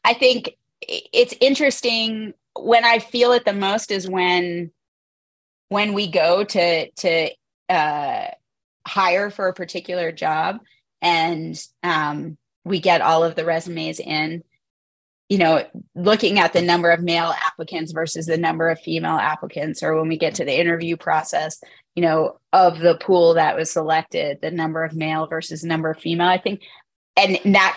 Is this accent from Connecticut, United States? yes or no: no; Northern Virginia, United States; now in Utah, United States; I grew up in Northern Virginia, outside